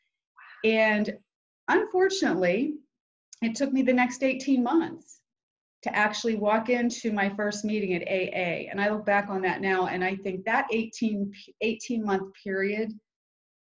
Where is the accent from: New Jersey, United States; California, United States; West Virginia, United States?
West Virginia, United States; Weirton; I'm from a little town called Weirton, West Virginia